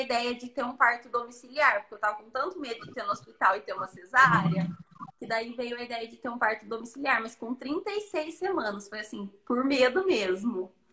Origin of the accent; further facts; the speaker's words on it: Itapira, São Paulo, Brazil; Sou de Itapira, interior de São Paulo